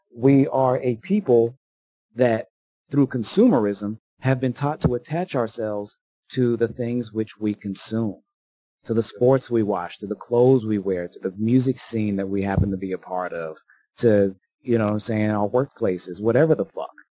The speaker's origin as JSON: {"language": "English", "country": "United States", "said": "as a Yankee, as an American, as a, as a citizen of the United States"}